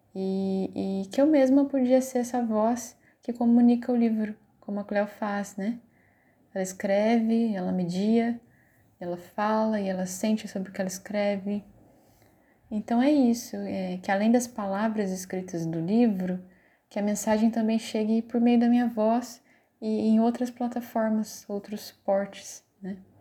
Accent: Paraíba Valley, interior of São Paulo, Brazil; now in Petrolina, Brazil; Sou natural do interior de São Paulo, da região do Vale do Paraíba, e agora eu moro nas margens do São Francisco

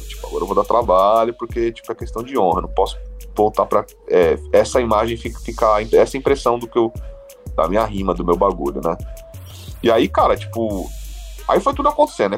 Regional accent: São Bernardo do Campo, São Paulo, Brazil; eu morei em São Bernardo a minha vida toda, né? É, só que eu sou nascido em São Paulo, então, assim, é, eu morei em São Bernardo desde a minha, de, de criança até a fase adulta

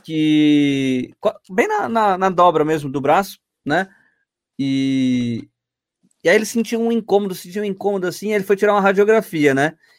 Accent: Itanhaém, São Paulo, Brazil; also born or lived in Santos; eu falei que eu nasci em Santos, né? Mas eu morei 17 anos da minha vida, só nasci em Santos, eu morei em Tanhaém

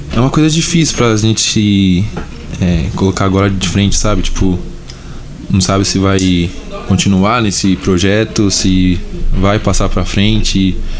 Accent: São Paulo, Brazil; eu sou de São Paulo

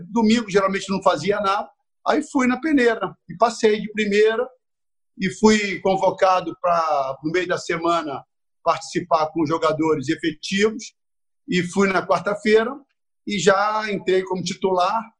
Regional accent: Rio de Janeiro, Brazil; Eu, eu nasci em Campo Grande, morei em Bangu, Jacarepaguá, depois eu fui para Copacabana.

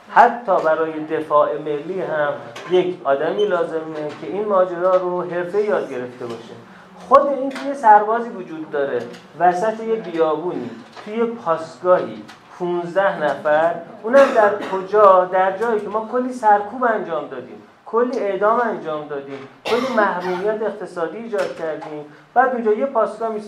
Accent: Iran; born there; من در ایران به دنیا آمدم

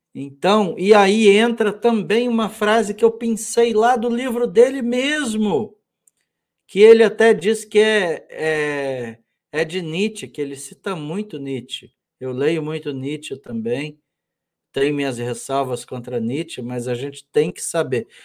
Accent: Brazil

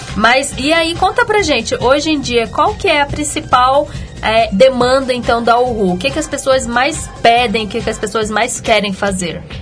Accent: Minas Gerais, Brazil; eu sou mineira

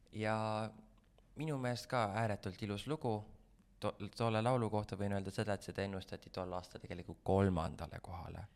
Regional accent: Vändra, Pärnu County, Estonia; ma olen Vändrast pärit

